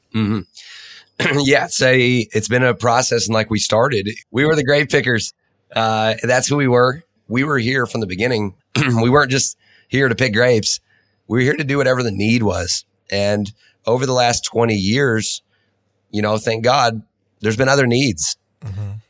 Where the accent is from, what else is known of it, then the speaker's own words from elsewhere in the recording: Nashville or Franklin, Tennessee, United States; those early formidable years of me growing up in Nashville or Franklin, uh, Tennessee